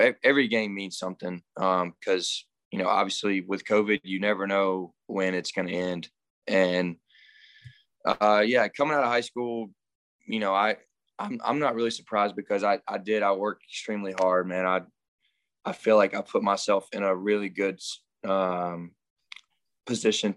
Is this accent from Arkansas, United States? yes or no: no; Andalusia, Alabama, United States; growing up in Andalusia, a small town